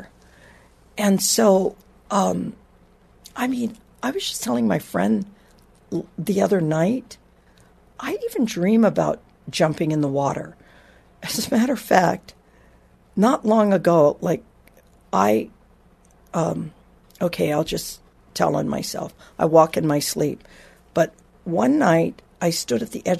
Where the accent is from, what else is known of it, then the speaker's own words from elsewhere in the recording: Honolulu, Hawaii, United States; I grew up in Hawaii, water all around